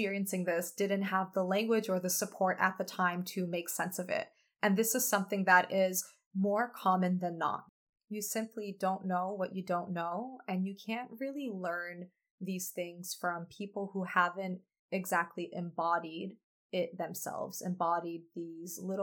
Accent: United States; I am a first generation American. By the way, that's a label. And I had the privilege of spending many of my summers growing up in Poland, visiting my family and my grandparents who remain there

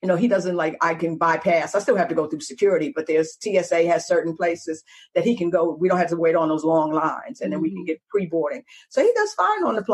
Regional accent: New York, United States; moved away; also born or lived in Atlanta / Texas / New Orleans; Being a New Yorker

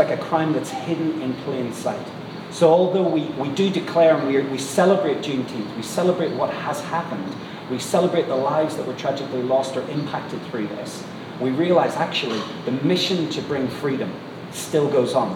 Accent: Northern Ireland, United Kingdom; moved away as an adult; also born or lived in England / Manchester, United Kingdom; you could probably tell I come from Northern Ireland.

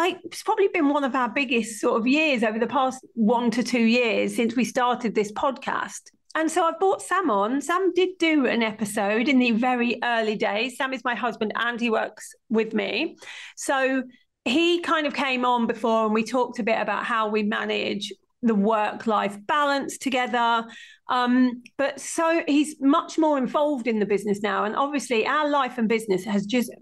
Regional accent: Stamford, East Midlands, United Kingdom; my hometown of Stamford in Lincolnshire

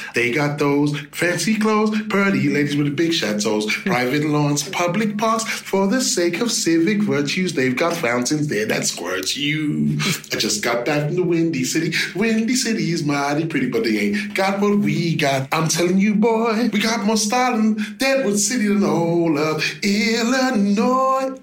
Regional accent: London, United Kingdom; growing up in London

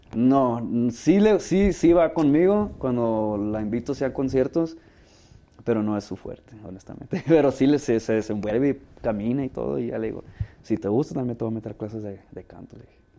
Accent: Ciudad Obregón, Sonora, Mexico; moved away as an adult; also born or lived in Sinaloa; now in Los Angeles, United States; crecí en Sonora

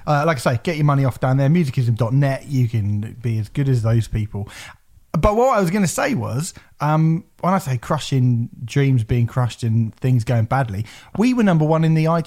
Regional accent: England, United Kingdom; We're English.

